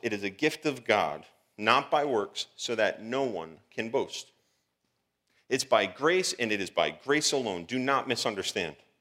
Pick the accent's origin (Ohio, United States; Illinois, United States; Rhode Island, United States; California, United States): Rhode Island, United States; Providence; I was born on March twenty-second, nineteen eighty-four, Providence, Rhode Island